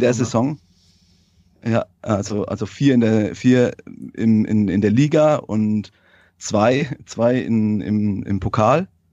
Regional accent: Langenburg, Baden-Württemberg, Germany; ich komme aus Langenburg

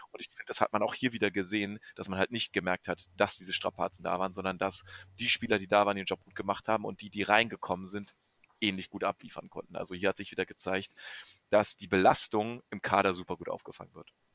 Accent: Brandenburg, Germany; ich komme aus Brandenburg

